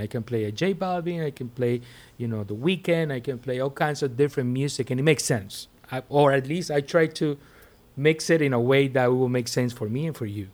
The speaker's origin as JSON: {"language": "English", "town": "Puerto La Cruz", "region": "Anzoátegui", "country": "Venezuela", "tie": "born or raised there", "moved": "as an adult", "lives_now": "Miami, United States", "said": "Growing up in Venezuela was a thing 'cause, 'cause basically there was a lot of music going on. There's a lot of, of Caribbean power, you know, in my town, Puerto La Cruz."}